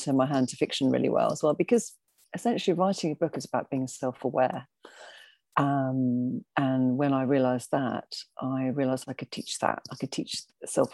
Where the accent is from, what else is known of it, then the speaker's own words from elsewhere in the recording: Adelaide, South Australia, Australia; moved away as an adult; also born or lived in Liverpool, United Kingdom; now in London, United Kingdom; I'm actually from Liverpool, but I spent 25 years in Australia, in South Australia. So, grew up in a dry, artsy town